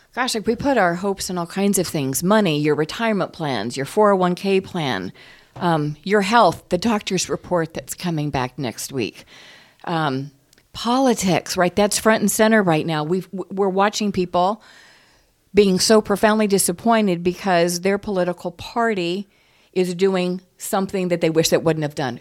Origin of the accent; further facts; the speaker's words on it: United States; I'm an American